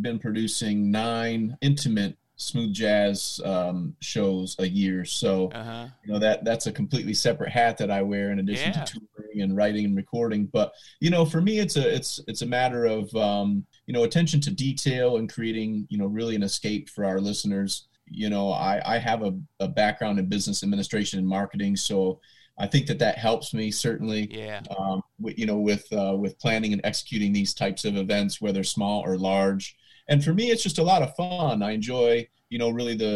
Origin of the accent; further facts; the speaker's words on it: Lansing, Michigan, United States; also born or lived in Sarasota, Florida; my hometown of Lansing, Michigan